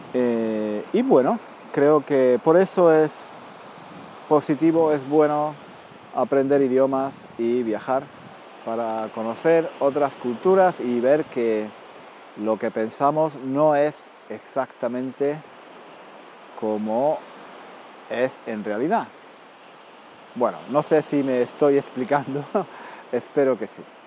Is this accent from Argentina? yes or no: no; Spain; also born or lived in London; como soy español